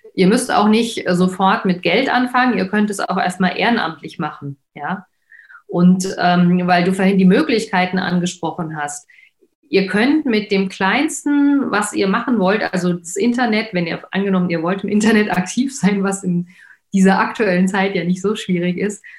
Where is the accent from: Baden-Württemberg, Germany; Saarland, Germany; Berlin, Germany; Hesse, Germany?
Hesse, Germany; Frankfurt; ich komme ja aus Frankfurt, ähm, Nied